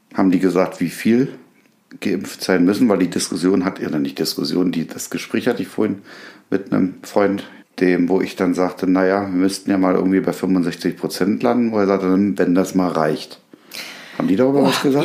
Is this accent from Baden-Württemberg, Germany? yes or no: no; Berlin, Germany; moved away; in Berlin, in meiner alten Heimat